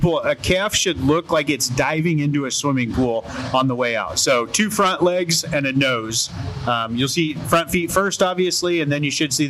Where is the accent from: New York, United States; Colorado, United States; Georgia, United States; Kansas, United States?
Kansas, United States; Reno County; So I'm actually a local kid, so I came to the Reno County Fair here to show my animals.